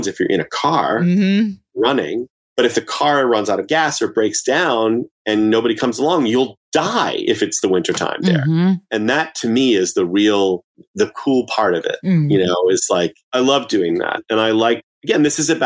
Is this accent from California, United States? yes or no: no; Massachusetts, United States; I was born and raised in Massachusetts